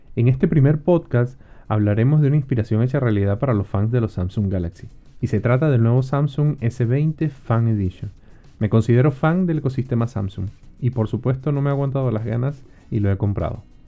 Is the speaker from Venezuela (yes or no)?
yes; Venezuela; moved away; Soy venezolano y he tenido la oportunidad de vivir en varios países